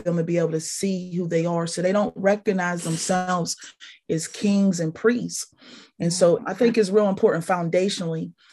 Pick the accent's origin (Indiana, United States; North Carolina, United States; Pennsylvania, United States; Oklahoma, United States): Pennsylvania, United States; Pittsburgh; born or raised there; also born or lived in Tallahassee, Florida